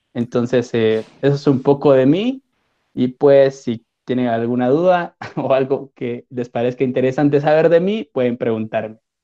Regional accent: Guatemala; soy de Guatemala

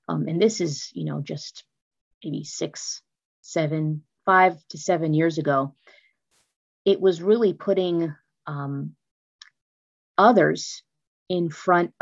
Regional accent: California, United States; moved away as an adult; also born or lived in Maryland / Washington, D.C.; now in Florida, United States; I'm originally from the California area

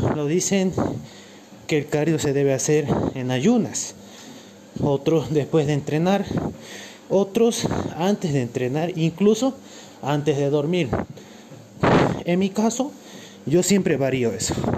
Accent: Cochabamba, Bolivia; Soy de Cochabamba, Bolivia.

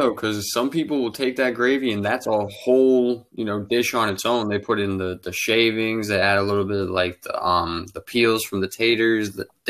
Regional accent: Boston, Massachusetts, United States; accent: northern; now in Florida, United States; I'm not originally from Florida. I'm from Boston. So I came down

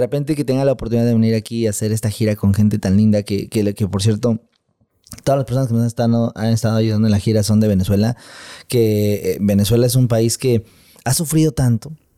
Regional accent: Mexico; mi país, en México

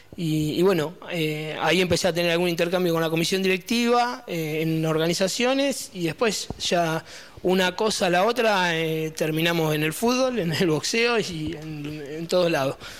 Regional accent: Las Flores, Buenos Aires Province, Argentina; moved away as an adult; now in Verónica, Argentina; yo soy de La Flores, de la provincia de Buenos Aires

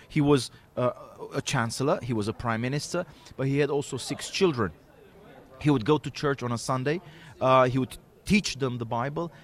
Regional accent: Arad, Arad County, Romania; my hometown, Arad, close to Timisoara

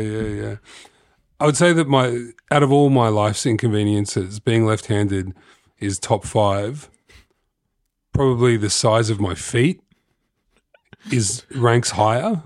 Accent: Sydney, New South Wales, Australia; I'm from Sydney

